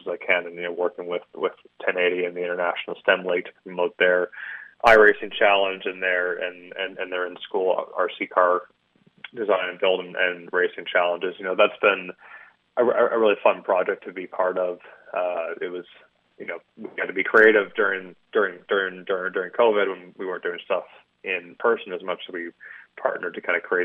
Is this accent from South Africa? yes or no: no; Canada; moved away as an adult; now in Indianapolis, United States; as a Canadian